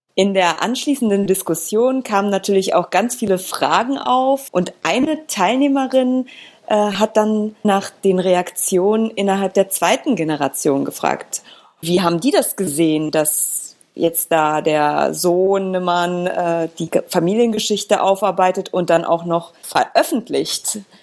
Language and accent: German; Poland; Polen, meinem Heimatland.